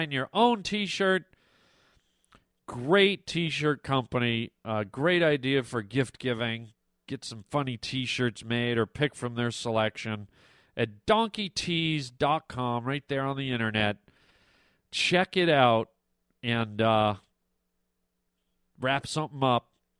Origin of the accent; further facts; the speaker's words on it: Canada; now in California, United States; growing up in Canada